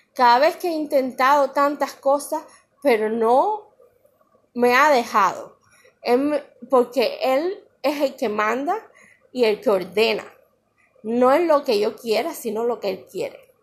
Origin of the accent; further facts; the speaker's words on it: Cuba; moved away; mi pueblo de Cuba